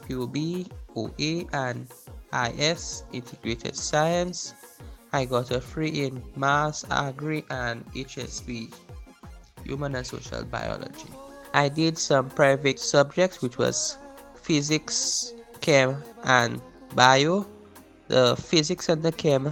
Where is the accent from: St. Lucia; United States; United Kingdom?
St. Lucia; Castries; I am from Castries, St. Lucia.